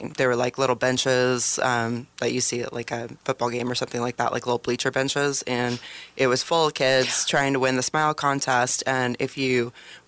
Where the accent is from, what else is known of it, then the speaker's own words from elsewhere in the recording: Salem, Oregon, United States; also born or lived in Tacoma, Washington; I was born in Tacoma, but I grew up in Salem